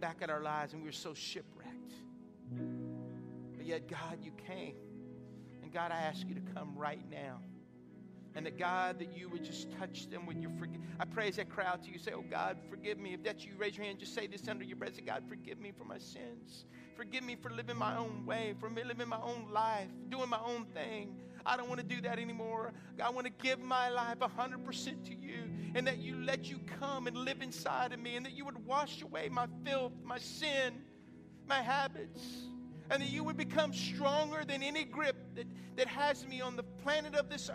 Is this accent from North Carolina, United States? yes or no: no; Lafayette, Louisiana, United States; also born or lived in Lake Charles, Louisiana; now in Jennings, United States; I was born in Lake Charles, grew up in Lafayette